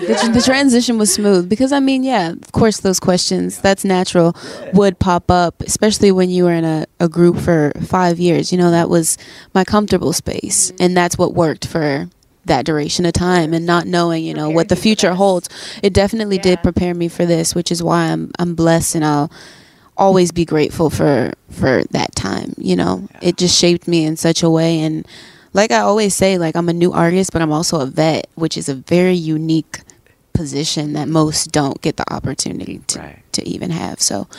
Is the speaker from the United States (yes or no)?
yes; New Orleans, Louisiana, United States; also born or lived in Atlanta / Texas; I was born in Atlanta. I moved probably to New Orleans around like a few months.